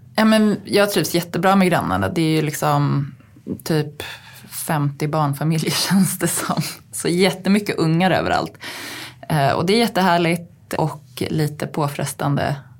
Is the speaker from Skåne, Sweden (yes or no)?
no; Uppsala, Uppsala County, Sweden; now in Stockholm, Sweden; vi var hemma i Uppsala hos mina svärföräldrar